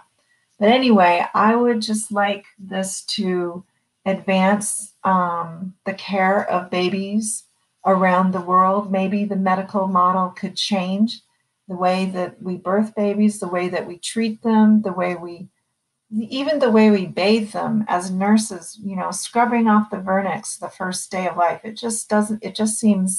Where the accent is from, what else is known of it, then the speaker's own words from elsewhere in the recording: East Coast, United States; moved away as an adult; now in San Francisco, United States; I'm from the East Coast originally. I lived in San Francisco for 28 years now.